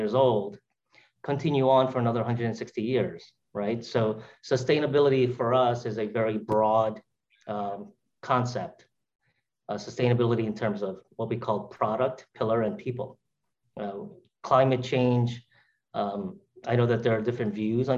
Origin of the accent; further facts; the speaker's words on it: New York City, New York, United States; from my roots as an immigrant, from a kid growing up in Brooklyn